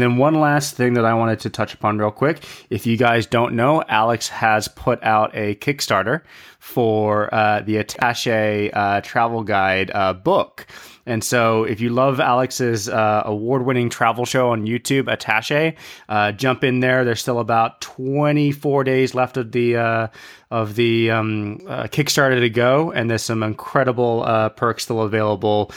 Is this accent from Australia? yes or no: no; Hong Kong; growing up in Hong Kong